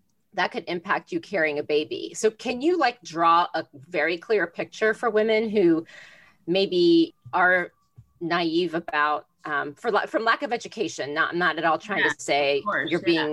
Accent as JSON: {"language": "English", "region": "Florida", "country": "United States", "tie": "born or raised there", "said": "I grew up in Florida"}